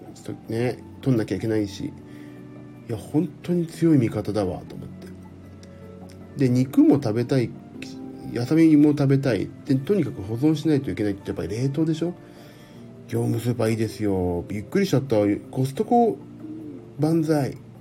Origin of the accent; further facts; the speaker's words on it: Tokyo, Japan; 江戸っ子だから